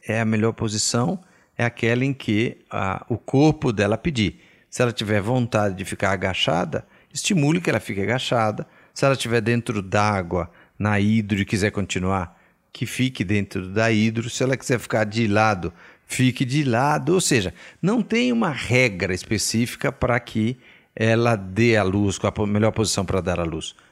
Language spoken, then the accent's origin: Portuguese; Bahia, Brazil; eu sou baiano